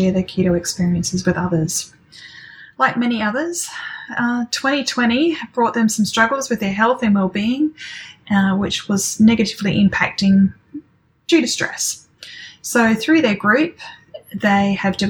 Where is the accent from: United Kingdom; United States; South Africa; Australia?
Australia; Adelaide, South Australia; Adelaide, where I'm from.